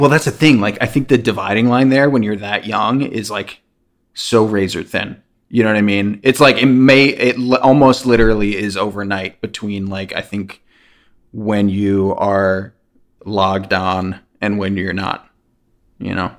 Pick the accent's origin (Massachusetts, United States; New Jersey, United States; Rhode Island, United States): New Jersey, United States; I'm from New Jersey